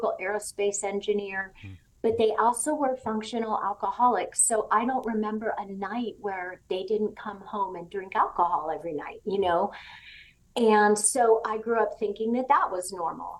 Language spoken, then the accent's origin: English; Southern California, United States; moved away as an adult; also born or lived in Tennessee; I grew up in Southern California